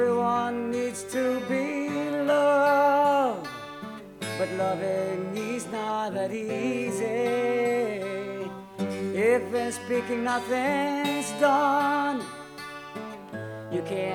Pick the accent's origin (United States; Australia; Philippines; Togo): Philippines; now in Montreal, Canada; I'm from the Philippines